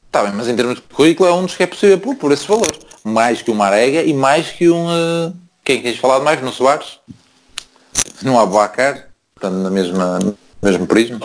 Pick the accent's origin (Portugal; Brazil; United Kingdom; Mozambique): Portugal; Porto, Norte; moved away as an adult; now in Braga, Portugal; a minha cidade é o Porto, caralho, sou do Lapa